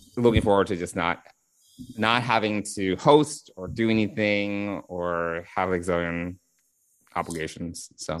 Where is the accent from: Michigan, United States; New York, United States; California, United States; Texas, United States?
New York, United States; I'm a bad New Yorker